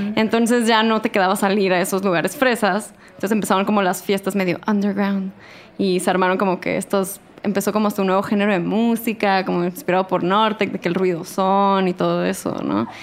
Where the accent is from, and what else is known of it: Tijuana, Baja California, Mexico; now in Mexico City, Mexico